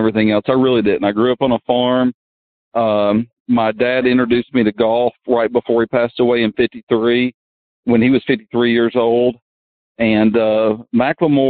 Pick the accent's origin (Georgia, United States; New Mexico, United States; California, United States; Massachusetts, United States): Georgia, United States; this is my home state. This is my hometown.